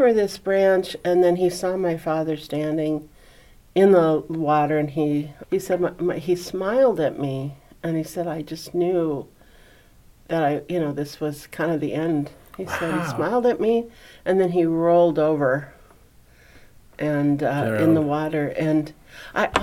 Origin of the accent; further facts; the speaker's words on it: Spokane, Washington, United States; I grew up in Spokane